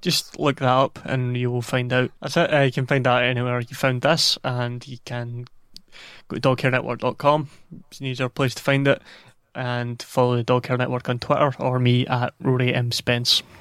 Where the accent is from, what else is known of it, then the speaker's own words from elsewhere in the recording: United Kingdom; we're British